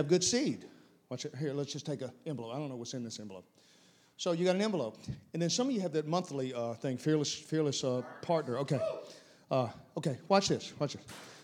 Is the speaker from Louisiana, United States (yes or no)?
yes; South Louisiana, United States; I'm from South Louisiana.